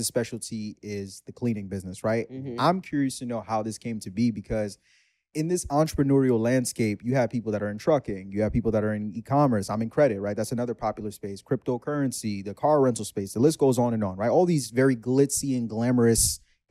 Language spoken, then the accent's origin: English; New York City, New York, United States; that's my hood